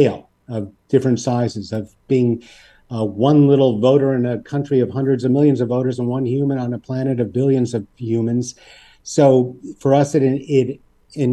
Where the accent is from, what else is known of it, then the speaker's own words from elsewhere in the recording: Pittsburgh, Pennsylvania, United States; We're from Pittsburgh, a town very like Hamilton in many ways.